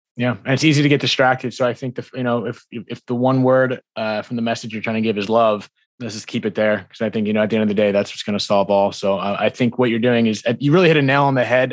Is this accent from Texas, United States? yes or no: no; New Jersey, United States; I'm from, I'm from Jersey and East Coast